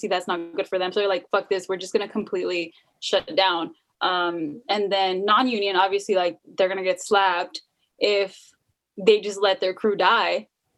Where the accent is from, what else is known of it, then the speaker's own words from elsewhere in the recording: Idaho, United States; I'm not like everyone else. I'm from Idaho and like, I don't like horses.